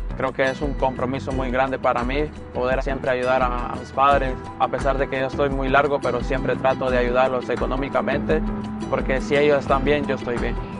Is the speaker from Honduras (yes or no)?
yes; Tegucigalpa, Francisco Morazán, Honduras; moved away as an adult; now in Los Angeles, United States; Nací en Honduras, Tegucigalpa, eh, del barrio El Carrizal, de ahí soy proveniente